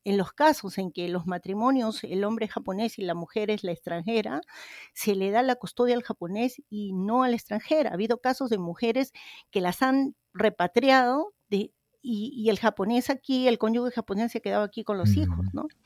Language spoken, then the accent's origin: Spanish; Peru; now in Kobe, Japan; como peruana estoy pendiente de lo que pasa en mi país, porque ahí tengo mi familia